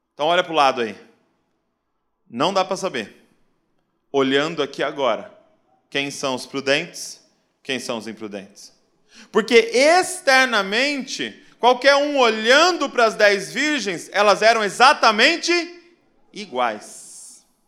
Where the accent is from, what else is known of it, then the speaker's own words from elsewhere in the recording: Bragança Paulista, São Paulo, Brazil; sou lá de Bragança Paulista, interior de São Paulo